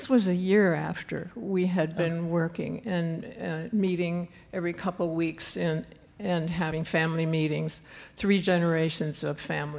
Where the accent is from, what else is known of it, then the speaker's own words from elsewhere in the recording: New Glarus, Wisconsin, United States; moved away; I was born and raised in New Glarus, Wisconsin